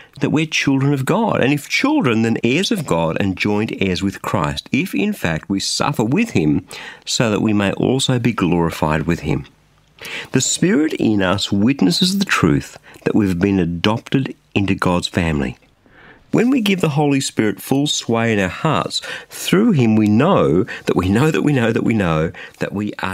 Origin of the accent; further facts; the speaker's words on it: just south of Sydney, New South Wales, Australia; in a small but comfortable home just south of Sydney in Australia